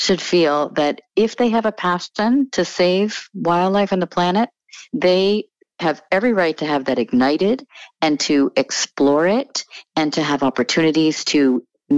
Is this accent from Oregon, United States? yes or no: no; New Jersey, United States; also born or lived in Connecticut; I was born in Connecticut, but grew up mostly in New Jersey.